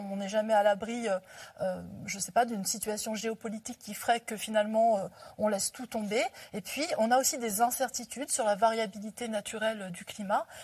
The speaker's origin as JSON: {"language": "French", "region": "Hauts-de-France", "country": "France", "tie": "born or raised there", "said": "moi, je suis originaire des Hauts-de-France. Il y a eu la reconversion des mines."}